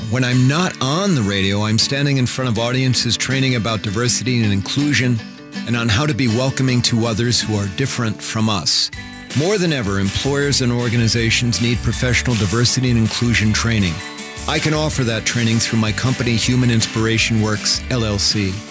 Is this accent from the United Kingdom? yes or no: no; Moldova; English is a second language; moved away as an adult; now in United States; I was born and raised in Moldova. That's correct. And that's why we, we have a little bit of this beautiful accent